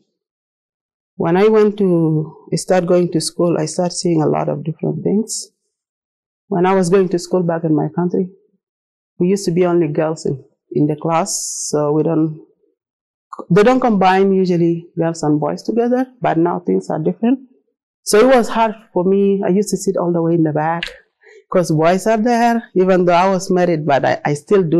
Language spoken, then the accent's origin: English; South Sudan; English is a second language; moved away as an adult; I'm from South Sudan originally. I speak Arabic, Dinka, a little bit English